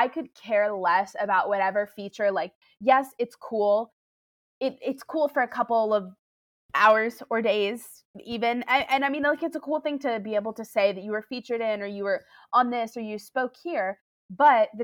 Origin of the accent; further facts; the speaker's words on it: New York City, New York, United States; I'm a New Yorker, born and raised here